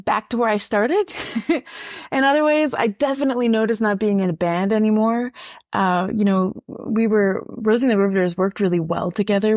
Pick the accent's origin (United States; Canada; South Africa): Canada; Saskatchewan; I'm francophone, but I grew up in Saskatchewan